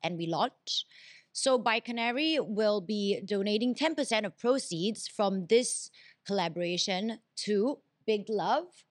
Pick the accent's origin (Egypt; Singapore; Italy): Singapore; as a Singaporean